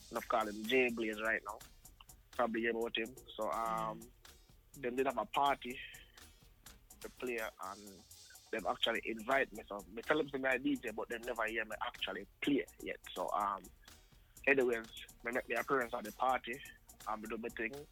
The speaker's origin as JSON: {"language": "English", "region": "Saint Catherine", "country": "Jamaica", "said": "but down, down in Jamaica. You understand?"}